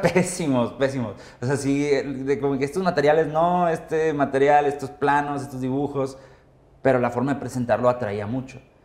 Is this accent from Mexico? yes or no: yes; Monterrey, Nuevo León, Mexico; soy de Monterrey